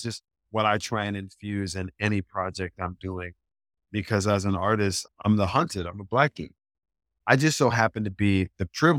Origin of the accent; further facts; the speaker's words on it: Deep South, United States; I'm from the Deep South, right?